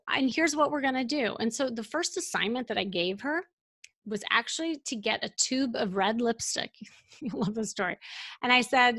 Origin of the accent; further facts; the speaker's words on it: Chicago, Illinois, United States; moved away; I'm from Chicago